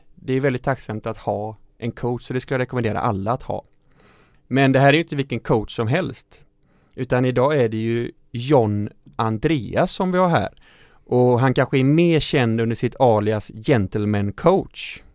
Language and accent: Swedish; Falkenberg, Halland County, Sweden; där jag växte upp i Falkenberg